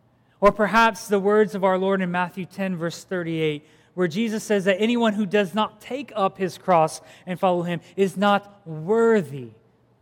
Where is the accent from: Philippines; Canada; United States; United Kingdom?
Philippines; moved away; I grew up in the Philippines